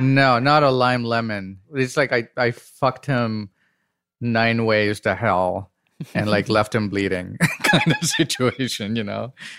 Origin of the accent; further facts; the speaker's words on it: Chennai, Tamil Nadu, India; I grew up in the dirtiest, filthiest, like Tamil swearing city, which is Madras, Chennai now